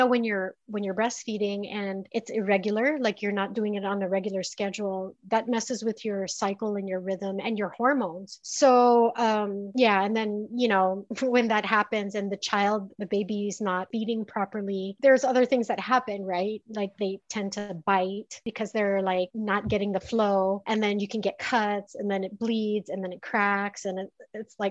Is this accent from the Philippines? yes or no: yes; Philippines; moved away as an adult; now in United States; I grew up in the Philippines and I know the Philippine entertainment industry